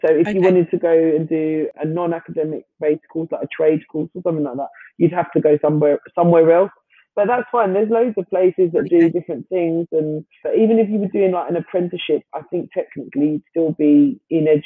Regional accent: London, United Kingdom; I grew up in London, especially East London

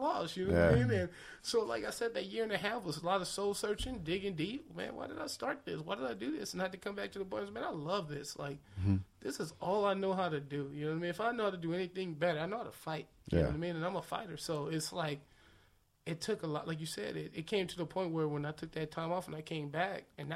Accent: Los Angeles, California, United States; also born or lived in Victorville, California; I grew up in Manchester and Broadway

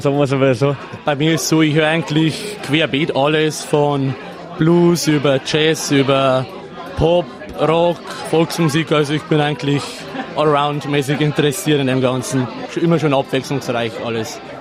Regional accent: Bavarian Forest, Germany; bei uns im Bayerischen Wald

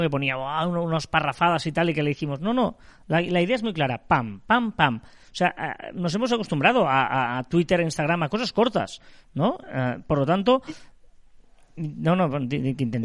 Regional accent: Barcelona province, Catalonia, Spain; nosotros somos de Barcelona, provincia de Barcelona

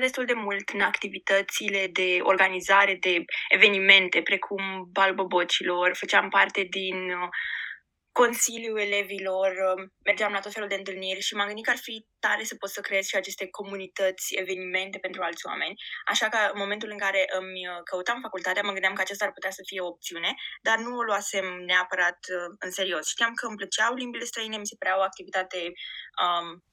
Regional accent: Giurgiu, Giurgiu County, Romania; moved away as an adult; also born or lived in Bucharest / Madrid; now in Auckland, New Zealand; nu locuiam în București, uh, sunt din Giurgiu

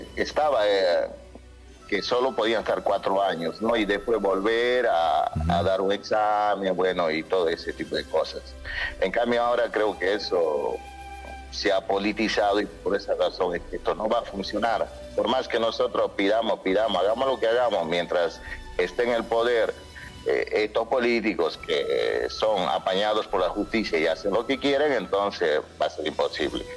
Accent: Tarija, Bolivia; now in Buenos Aires, Argentina; en Tarija, un lugar donde yo soy, que es el lugar más tranquilo

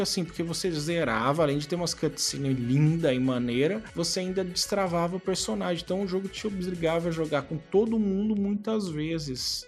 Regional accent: São Sebastião, Brazil; Na minha terra natal, em São Sebastião

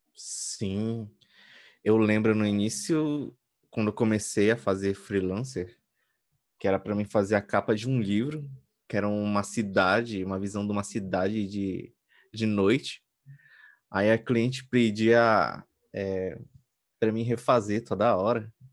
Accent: Pará, Brazil; eu sou do Brasil, eu sou do Pará, eu moro na periferia

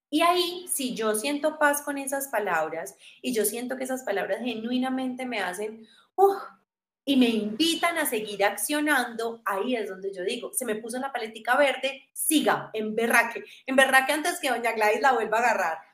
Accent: Armenia, Quindío, Colombia; now in Medellín, Colombia; yo soy de Armenia, ¿cierto? Yo me vengo a estudiar a Medellín

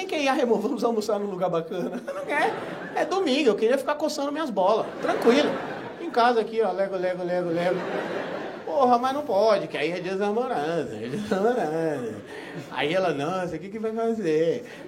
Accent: Barbacena, Minas Gerais, Brazil; Que ele era, quando eu era pequeno, lá em Barbacena, não tinha?

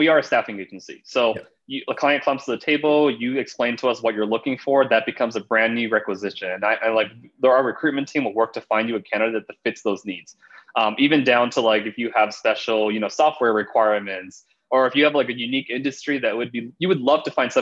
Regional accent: Los Angeles, California, United States; born or raised there

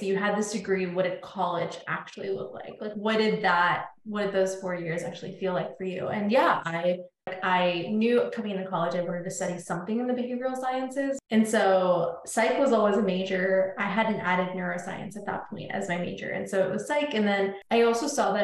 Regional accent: Northern Virginia, United States; also born or lived in India; I grew up in Northern Virginia, born in India, grew up in Northern Virginia, moved here when I was like 3 years old

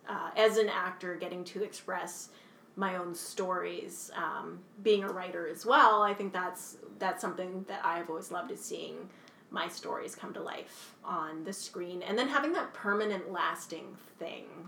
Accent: Kingston, Ontario, Canada; I'm from Kingston, Ontario. Uh, I grew up here since I was three years old

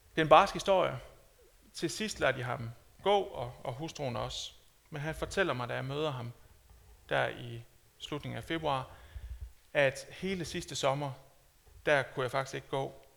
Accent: Denmark; som dansker

